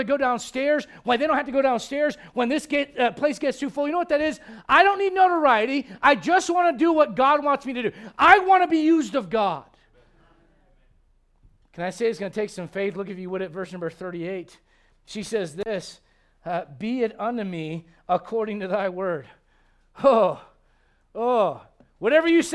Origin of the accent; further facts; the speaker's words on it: United States; as American Christians in 2023